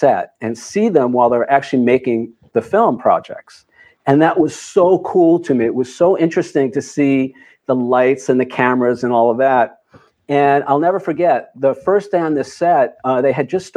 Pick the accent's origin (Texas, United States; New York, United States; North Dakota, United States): New York, United States; New York City area, United States; I grew up in the New York City area.